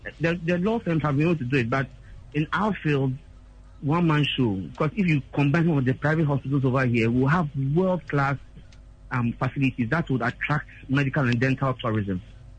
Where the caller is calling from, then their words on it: Mamprobi, Greater Accra, Ghana; I'm calling from Mampobi.